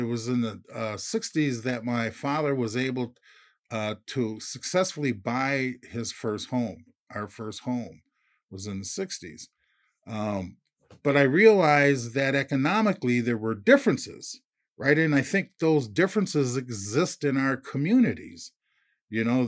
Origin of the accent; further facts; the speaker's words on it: Minneapolis, Minnesota, United States; I grew up into projects in North Minneapolis